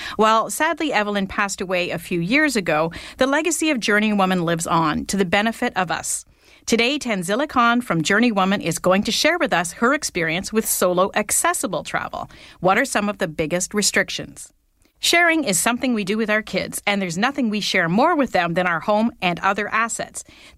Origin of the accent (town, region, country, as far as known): Canada